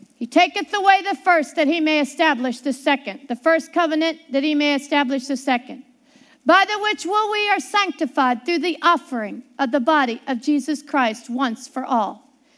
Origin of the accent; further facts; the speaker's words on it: Pittsburgh, Pennsylvania, United States; growing up in Pittsburgh, Pennsylvania